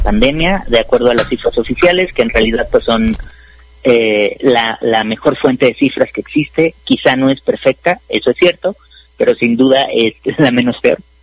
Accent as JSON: {"language": "Spanish", "country": "Mexico", "said": "como mexicanos"}